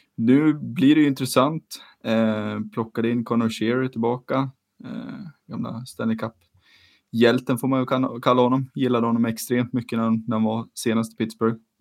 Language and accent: Swedish; Sweden; som svensk